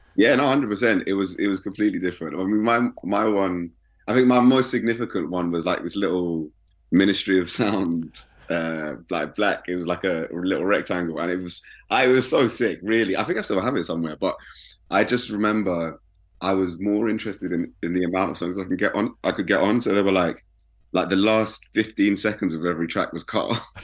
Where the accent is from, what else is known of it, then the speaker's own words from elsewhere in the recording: London, United Kingdom; also born or lived in Brixton, London; I grew up in West.